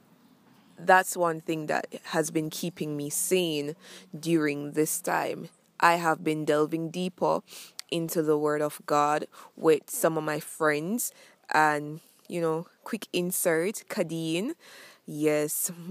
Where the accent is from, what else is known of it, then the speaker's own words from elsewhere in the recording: Jamaica; I'm from Jamaica.